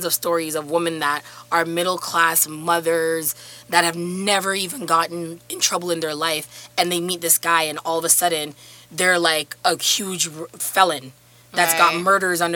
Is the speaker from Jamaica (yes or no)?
yes; Jamaica; a privilege of being Jamaican is ackee and selfish